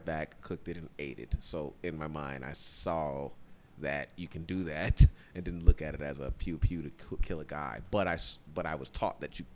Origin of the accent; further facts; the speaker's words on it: Illinois, United States; I'm from Illinois